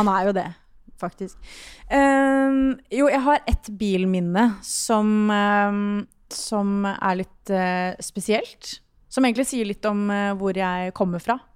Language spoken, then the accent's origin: Norwegian; Sørlandet, Southern Norway, Norway; Jeg er jo fra Sørlandet